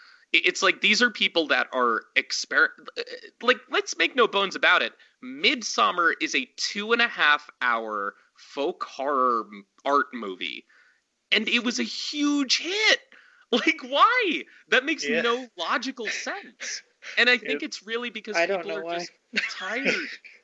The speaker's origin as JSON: {"language": "English", "region": "Montana", "country": "United States", "said": "I'm a dude from Montana that shot a film in my parents' backyard"}